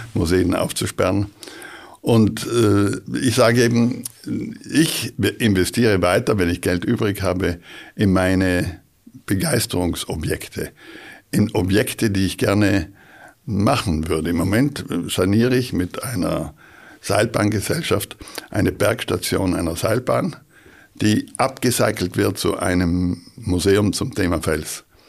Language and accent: German; South Tyrol, Trentino-Alto Adige, Italy; bei uns in Südtirol